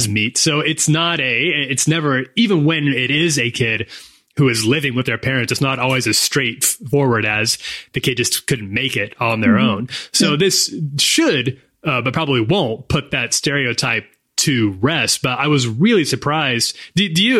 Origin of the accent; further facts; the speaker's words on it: United States; accent: American; my American accent